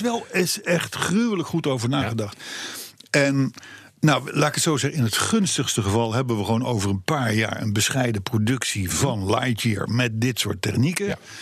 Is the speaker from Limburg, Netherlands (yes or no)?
no; Voorschoten, South Holland, Netherlands; ik ben geboren in Voorschoten, vlak vlakbij Katwijk